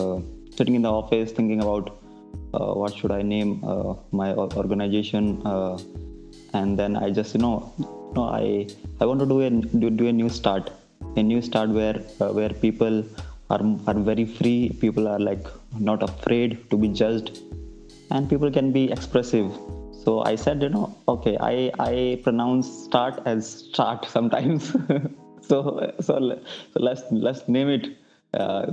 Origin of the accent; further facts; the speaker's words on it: New Delhi, Delhi, India; I am from New Delhi